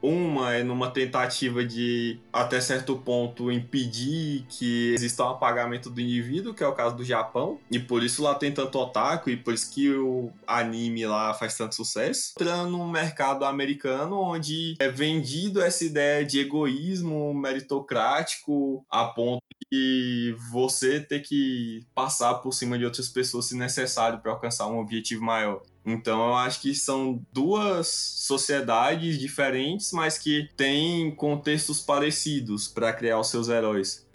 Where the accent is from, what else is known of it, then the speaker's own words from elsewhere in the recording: Brazil; que sou brasileiro e não moro em nenhum desses dois países